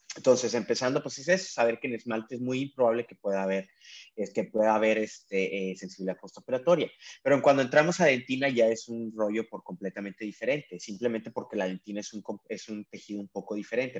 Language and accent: Spanish; Mexico; moved away as an adult; now in San Diego, United States; soy mexicano y trabajo acá de ilegal, no, no te creas, este de, pero sí, trabajo en San Diego, California